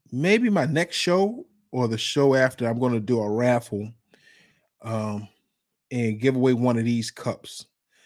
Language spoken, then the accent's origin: English; Virginia, United States; I'm from Virginia